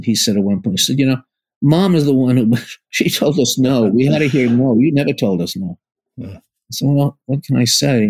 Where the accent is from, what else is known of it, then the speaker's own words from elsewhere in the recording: New York City, New York, United States; growing up in the Bronx, we didn't know writers